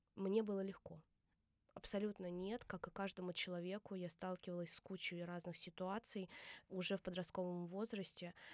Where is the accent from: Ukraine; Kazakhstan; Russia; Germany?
Russia; Saransk, Mordovia; now in Moscow, Russia; я из Республики Мордовия